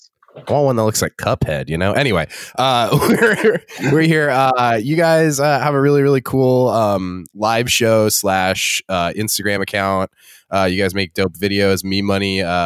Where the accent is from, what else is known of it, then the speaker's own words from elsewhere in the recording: Los Angeles, California, United States; It's so funny to me that growing up in Los Angeles, you can't become a 6-year-old without like seeing like improv everywhere sketches happening in front of you.